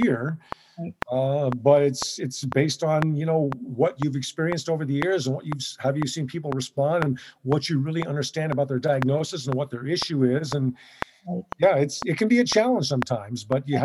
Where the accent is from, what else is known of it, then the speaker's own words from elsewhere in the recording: Southern California, United States; I'm born and raised in Southern California.